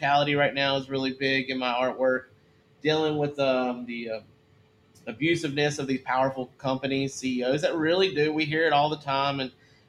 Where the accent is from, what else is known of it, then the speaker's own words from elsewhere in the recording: the South, United States; I grew up in the South too. I'm a Southern guy.